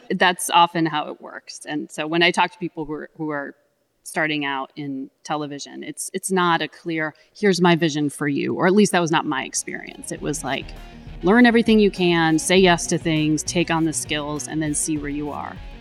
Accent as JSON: {"language": "English", "region": "Connecticut", "country": "United States", "tie": "born or raised there", "said": "I grew up in Connecticut"}